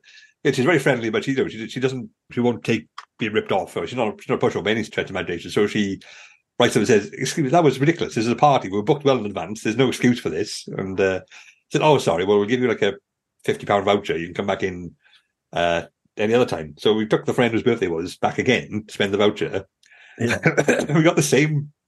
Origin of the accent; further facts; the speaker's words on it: United Kingdom; I'm very British.